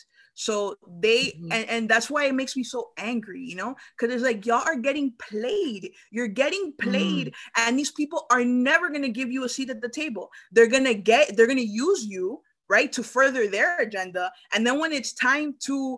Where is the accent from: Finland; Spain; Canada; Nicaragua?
Nicaragua; now in United States; I'm from Nicaragua.